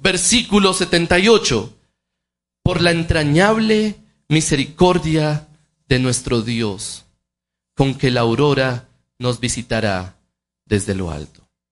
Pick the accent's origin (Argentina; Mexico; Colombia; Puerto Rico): Colombia; nosotros como colombianos